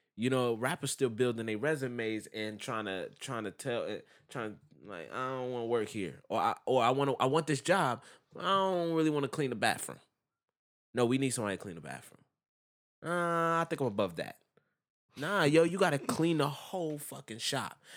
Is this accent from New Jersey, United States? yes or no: yes; New Jersey, United States; I'm from Jersey